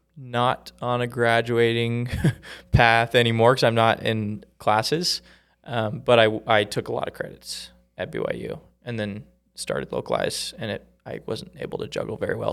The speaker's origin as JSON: {"language": "English", "town": "Vancouver", "region": "Washington", "country": "United States", "tie": "born or raised there", "moved": "as an adult", "lives_now": "Utah, United States", "said": "I grew up in, in Washington State."}